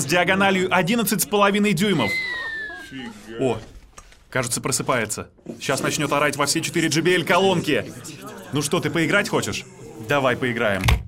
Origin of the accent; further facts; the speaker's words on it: Izhevsk, Udmurtia, Russia; moved away; в моем родном городе, угу. в Ижевске